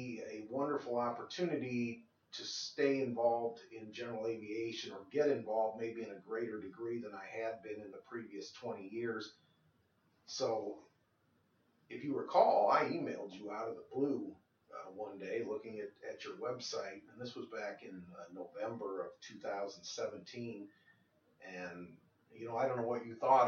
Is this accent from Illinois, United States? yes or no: yes; Moline, Illinois, United States; now in Kansas City, United States; growing up in Moline, Illinois, the Quad Cities